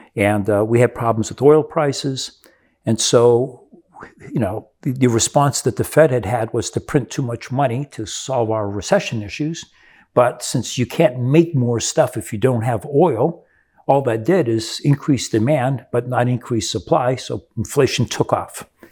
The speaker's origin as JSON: {"language": "English", "country": "Brazil", "tie": "born or raised there", "moved": "yes", "said": "I grew up in Brazil"}